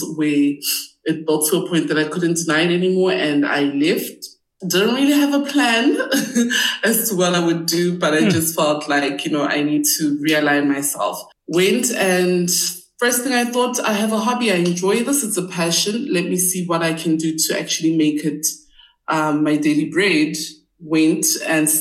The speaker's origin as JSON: {"language": "English", "region": "Gauteng", "country": "South Africa", "tie": "born or raised there", "said": "I grew up in and around Gauteng"}